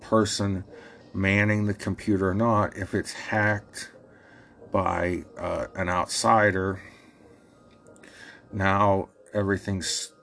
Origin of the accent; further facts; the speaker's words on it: Ohio Valley, United States; accent: Ohio Valley; my Ohio Valley accent